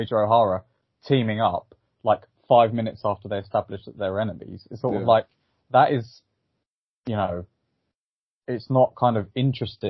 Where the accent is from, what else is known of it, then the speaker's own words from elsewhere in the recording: England, United Kingdom; I'm from England.